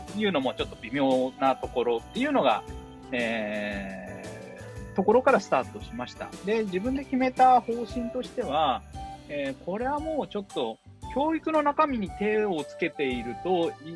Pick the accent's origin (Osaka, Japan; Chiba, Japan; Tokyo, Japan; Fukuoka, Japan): Tokyo, Japan; moved away as an adult; also born or lived in Oita; now in Oda, Shimane, Japan; 1985年、大分生まれ東京育ちで